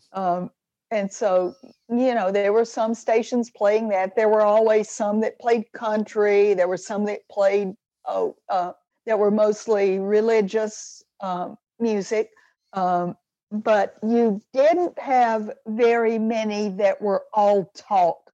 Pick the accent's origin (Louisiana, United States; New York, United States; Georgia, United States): Georgia, United States; Atlanta; when I was growing up in Atlanta, Georgia